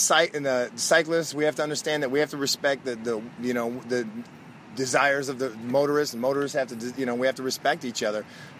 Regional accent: Grosse Pointe Woods, Michigan, United States; I'm from Grosse Pointe Woods.

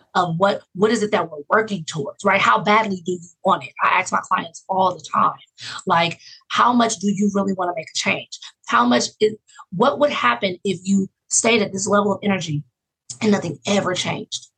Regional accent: Oakland, California, United States; also born or lived in Fresno, California / Los Angeles, California; I grew up in Oakland, California

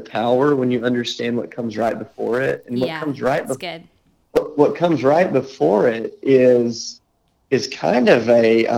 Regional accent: United States; as an American

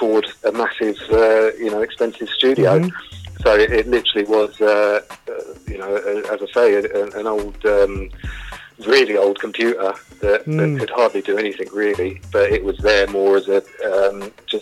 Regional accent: London, United Kingdom; I grew up in Camden in North London

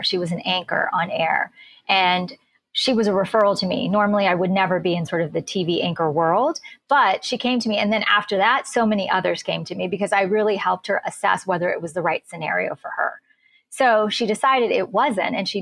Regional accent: United States; also born or lived in India; raised in the US

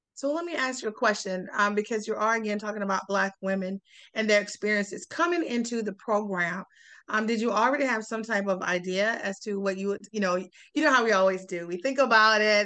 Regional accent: South Carolina, United States; growing up in South Carolina, I'm from South Carolina

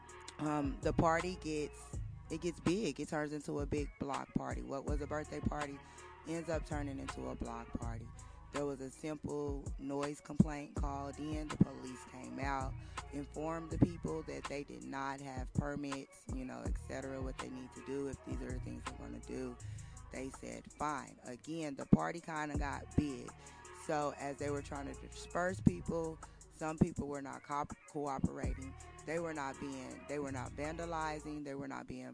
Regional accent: Oklahoma City, Oklahoma, United States; I'm right here from OKC

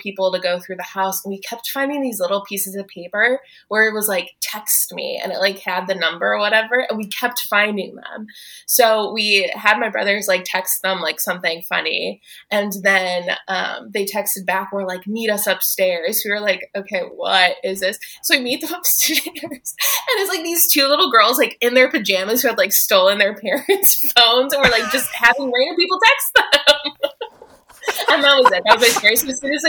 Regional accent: Cleveland, Ohio, United States; I'm from Cleveland

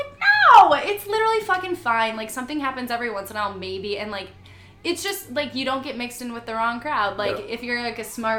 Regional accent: Joliet, Illinois, United States; moved away as an adult; now in Chicago, United States; So I'm from Joliet. I am super grateful for being from Joliet, but I'm glad I got out.

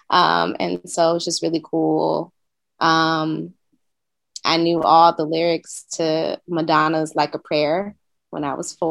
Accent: Oakland, California, United States; moved away as an adult; now in Brooklyn, United States; I'm originally from Oakland, California. Um, I've been living in Brooklyn for about nine months now. So um, I made that move during the pandemic.

